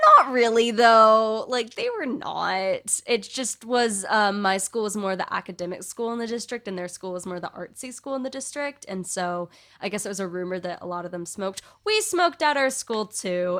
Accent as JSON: {"language": "English", "region": "California", "country": "United States", "said": "speaking as a Californian"}